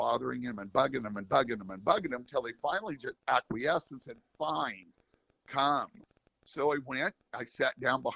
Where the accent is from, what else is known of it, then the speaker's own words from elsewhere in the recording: California, United States; moved away as an adult; also born or lived in Xenia, Ohio / Washington State / Logan, Utah; now in Fairfield, Iowa, United States; I'm a Californian. I grew up in California